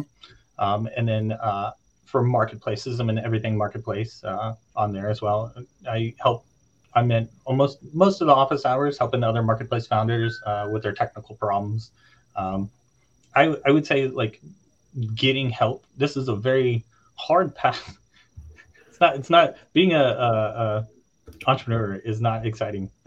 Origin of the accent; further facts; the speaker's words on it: Little Rock, Arkansas, United States; moved away as an adult; also born or lived in Turkey; I grew up in Little Rock, Arkansas, in the middle of nowhere.